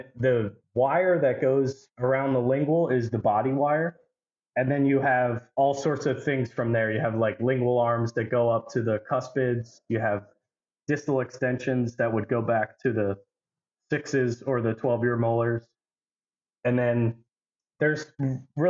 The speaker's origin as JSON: {"language": "English", "town": "Perkasie", "region": "Pennsylvania", "country": "United States", "said": "I'm from Perkasie, Pennsylvania"}